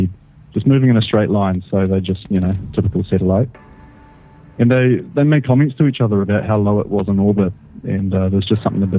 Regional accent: New Zealand; I'm from New Zealand

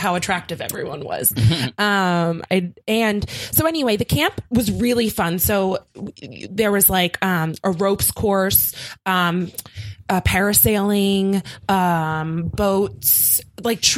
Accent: Philadelphia, Pennsylvania, United States; I'm from Philly. And Philly's not like very pretty.

